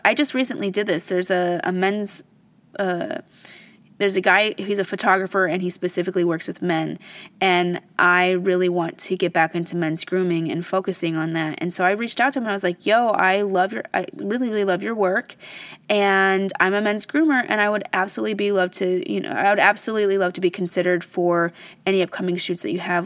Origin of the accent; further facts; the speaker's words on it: Fort Wayne, Indiana, United States; I'm from Fort Wayne, Indiana. That's my hometown